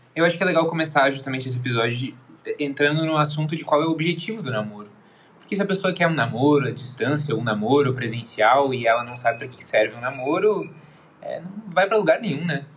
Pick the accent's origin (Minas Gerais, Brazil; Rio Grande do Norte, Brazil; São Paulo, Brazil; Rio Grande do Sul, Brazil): Rio Grande do Sul, Brazil; Porto Alegre; eu sou aqui de Porto Alegre